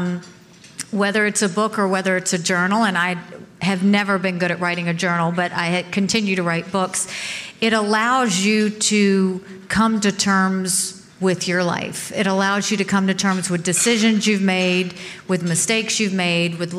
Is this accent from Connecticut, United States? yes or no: no; Bamberg, South Carolina, United States; I was born in South Carolina